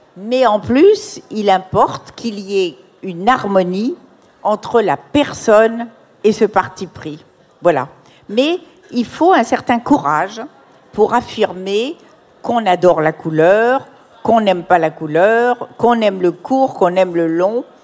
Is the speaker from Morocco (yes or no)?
yes; Morocco; dans mon enfance au Maroc